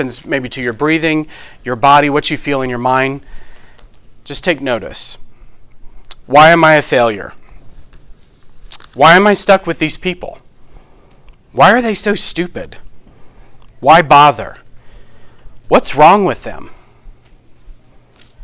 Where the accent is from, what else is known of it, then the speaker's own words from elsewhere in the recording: New Orleans, Louisiana, United States; I'm from New Orleans